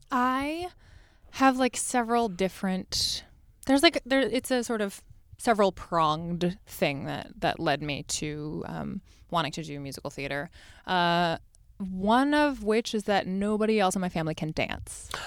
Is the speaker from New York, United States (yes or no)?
no; Los Angeles, California, United States; I grew up in Los Angeles